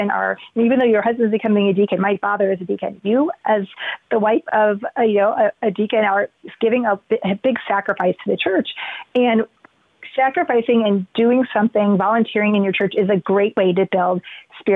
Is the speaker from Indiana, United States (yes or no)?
yes; Indiana, United States; moved away as an adult; now in Columbus, United States; I'm from Indiana originally